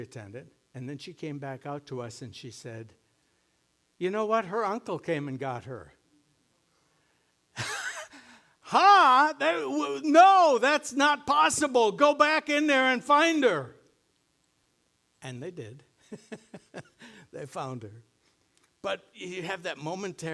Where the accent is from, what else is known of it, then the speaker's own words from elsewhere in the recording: Sunburg, Minnesota, United States; growing up in Sunburg.